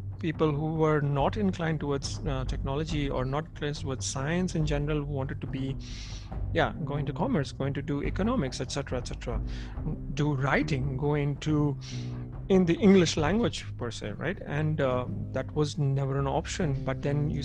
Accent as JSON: {"language": "English", "town": "Jamshedpur", "region": "Jharkhand", "country": "India", "tie": "born or raised there", "also_born_or_lived": "Lucknow", "moved": "yes", "lives_now": "Zurich, Switzerland", "said": "since I grew up in Jamshedpur, being a completely industrial town"}